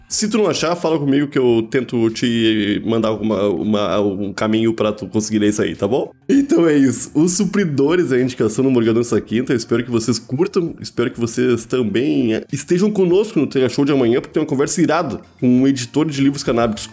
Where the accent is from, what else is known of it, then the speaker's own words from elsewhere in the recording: Porto Alegre, Rio Grande do Sul, Brazil; se passa exatamente no bairro onde eu cresci.